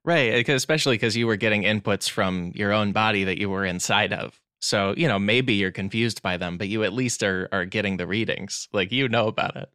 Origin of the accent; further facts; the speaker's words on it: Glen Ellyn, Illinois, United States; I hail from Glen Ellen, Illinois. It is outside of Chicago. That was sort of my center of the world in terms of comedy, especially growing up.